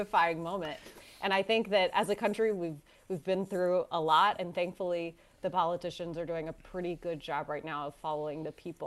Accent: the South, United States; also born or lived in Georgia; I was born in the South, just like Quentin

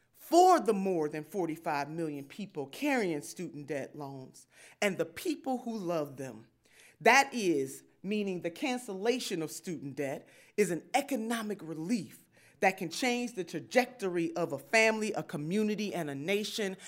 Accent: Cleveland, Ohio, United States; I grew up in the Lee Harvard neighborhood

